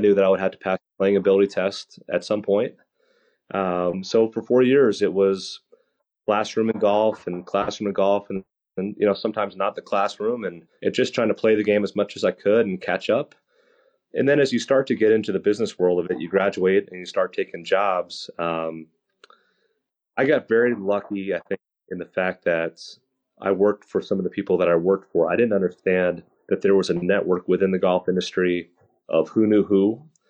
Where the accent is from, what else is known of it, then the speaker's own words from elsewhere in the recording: New Jersey, United States; I grew up playing baseball and hockey growing up in New Jersey